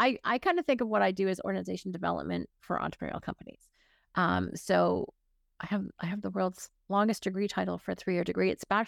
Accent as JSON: {"language": "English", "town": "Hanover", "region": "Ontario", "country": "Canada", "tie": "born or raised there", "also_born_or_lived": "Burlington / Toronto", "said": "Technically, I was born in Burlington, but 6 months old, I moved to Hanover. So I actually was a small town kid. And then my dad, my mom got restless."}